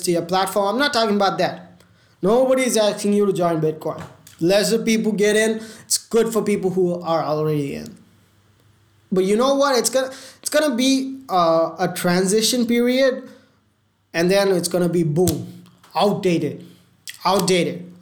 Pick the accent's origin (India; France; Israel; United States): India; I'm Indian